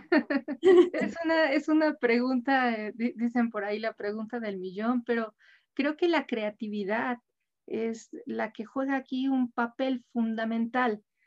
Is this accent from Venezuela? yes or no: no; Mexico; como mexicanos, somos un país muy joven